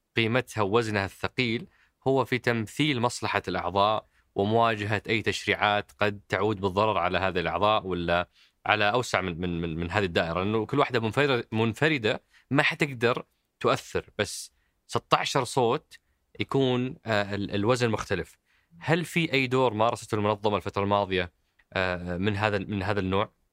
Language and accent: Arabic; Saudi Arabia; انا كسعودي